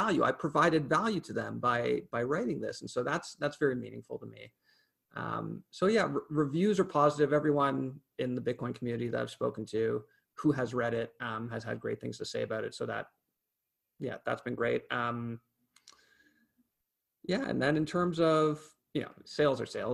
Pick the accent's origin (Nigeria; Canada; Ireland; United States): Canada; as a Canadian